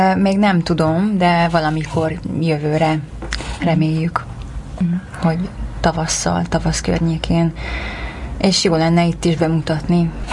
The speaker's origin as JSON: {"language": "Hungarian", "town": "Larchmont", "region": "New York", "country": "United States", "tie": "born or raised there", "also_born_or_lived": "Hungary", "moved": "as an adult", "lives_now": "Los Angeles, United States", "said": "Azelőtt meg New Yorkban mm, tanultam egyetemen, és ott nőttem fel."}